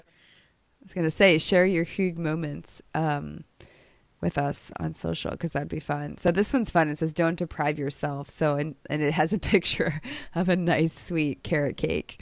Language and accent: English; Chicago, Illinois, United States; also born or lived in Boston, Massachusetts; now in Dallas, United States; I grew up in Chicago and then a suburb of Boston